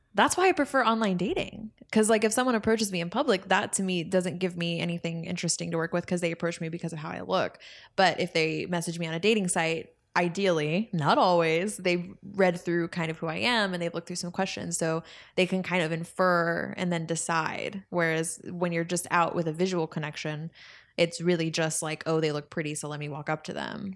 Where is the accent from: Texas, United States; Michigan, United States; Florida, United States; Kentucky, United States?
Texas, United States; Spring; growing up in Spring, Texas